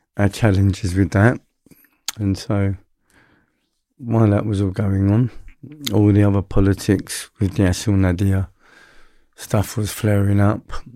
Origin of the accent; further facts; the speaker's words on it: London, United Kingdom; I'm a London boy, so I grew up in London.